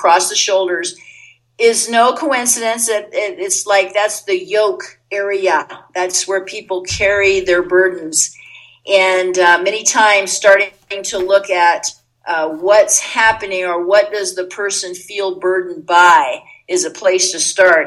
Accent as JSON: {"language": "English", "country": "Puerto Rico", "tie": "born or raised there", "moved": "as an adult", "said": "growing up in Puerto Rico"}